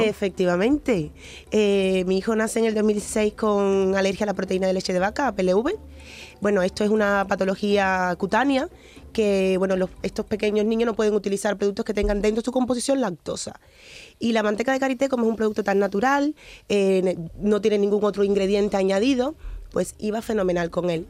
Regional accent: Cuba; born or raised there; moved away; also born or lived in Ghana (ancestry)

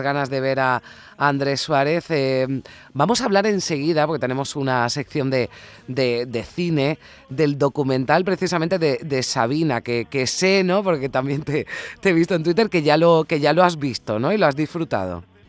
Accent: Andalusia, Spain

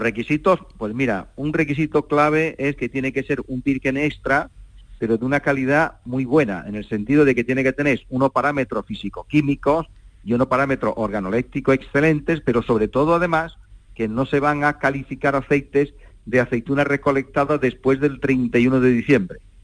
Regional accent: Torre del Campo, Andalusia, Spain; mi pueblo, de Torre del Campo

